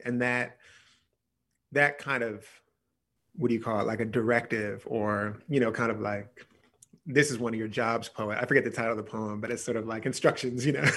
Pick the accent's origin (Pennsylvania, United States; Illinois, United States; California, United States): Pennsylvania, United States; near Philadelphia; I grew up near Philadelphia